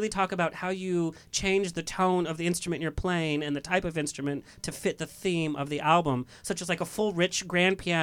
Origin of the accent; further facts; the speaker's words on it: San Clemente, California, United States; also born or lived in Laguna Beach; I was born and raised in San Clemente